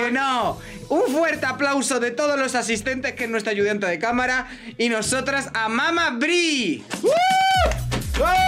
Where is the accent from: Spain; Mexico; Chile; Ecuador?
Spain; soy la primera española